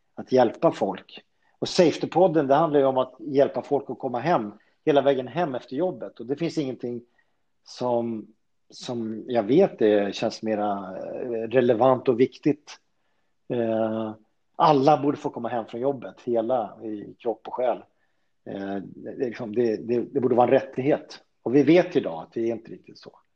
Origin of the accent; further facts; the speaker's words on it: Solna, Stockholm County, Sweden; also born or lived in Sundbyberg; född och uppväxt i Solna